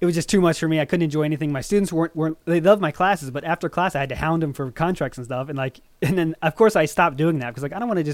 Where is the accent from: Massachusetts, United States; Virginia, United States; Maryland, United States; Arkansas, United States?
Maryland, United States; moved away as an adult; now in Japan; I was born in Maryland, United States.